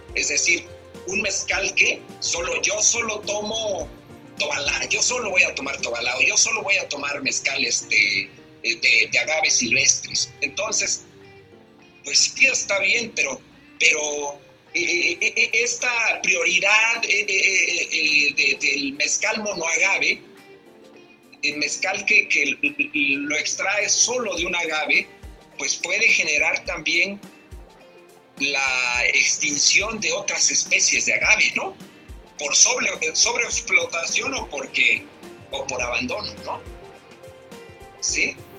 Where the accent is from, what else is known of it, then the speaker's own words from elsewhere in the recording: Oaxaca, Mexico; como oaxaqueños